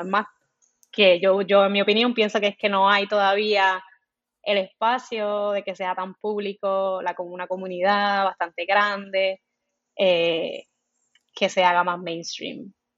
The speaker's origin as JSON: {"language": "Spanish", "town": "Comerío", "country": "Puerto Rico", "tie": "born or raised there", "said": "Soy de Comerío, crecí en Comerío, Puerto Rico"}